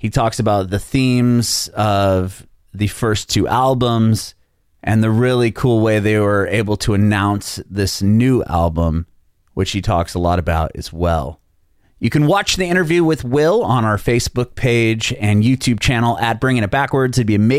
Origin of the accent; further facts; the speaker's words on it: San Diego, California, United States; now in Nashville, United States; I'm in Nashville, Tennessee. It's been brutal here too, but I have family and I'm originally from San Diego, and I guess it's been even more hot there.